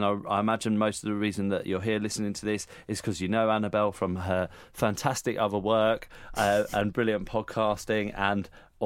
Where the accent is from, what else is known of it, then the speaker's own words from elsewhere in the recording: United Kingdom; we're British